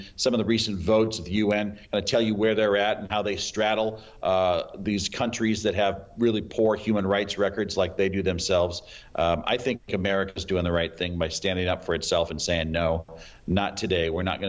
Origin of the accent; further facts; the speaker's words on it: Nebraska, United States; my home state of Nebraska